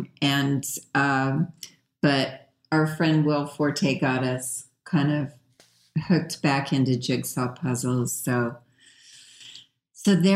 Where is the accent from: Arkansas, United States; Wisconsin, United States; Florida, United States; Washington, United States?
Arkansas, United States; North Little Rock; I'm from North Little Rock, Arkansas